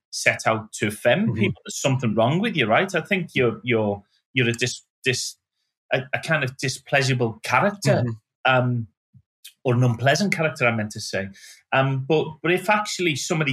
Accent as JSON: {"language": "English", "town": "Liverpool", "region": "North West England", "country": "United Kingdom", "tie": "born or raised there", "moved": "as an adult", "said": "I go back to Liverpool"}